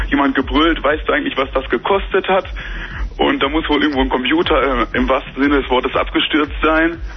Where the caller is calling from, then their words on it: Bielefeld, North Rhine-Westphalia, Germany; wir kommen, man glaubt es kaum, aber wir kommen aus Bielefeld.